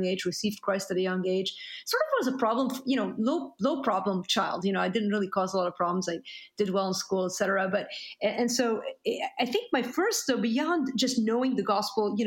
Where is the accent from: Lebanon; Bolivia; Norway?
Lebanon; Beirut, Beirut Governorate; moved away; I'm Lebanese. I grew up in Beirut, Lebanon.